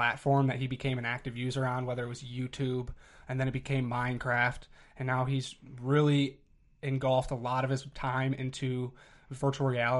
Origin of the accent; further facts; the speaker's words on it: Midwest, United States; We're from the Midwest.